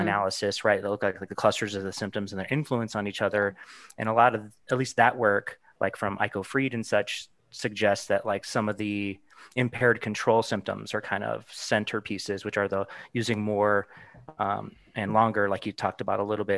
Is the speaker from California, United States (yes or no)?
no; Arizona, United States; I'm from Arizona too